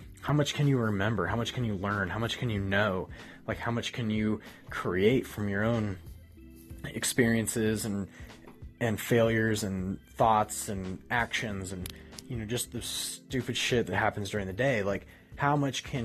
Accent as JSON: {"language": "English", "region": "Ohio", "country": "United States", "tie": "born or raised there", "said": "I grew up in Ohio"}